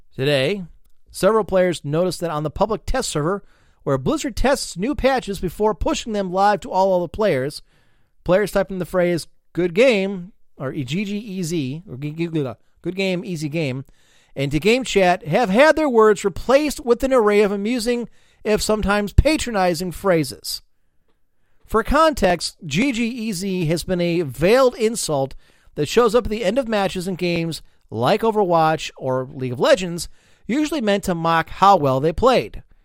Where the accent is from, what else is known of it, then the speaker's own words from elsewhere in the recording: United States; I'm an American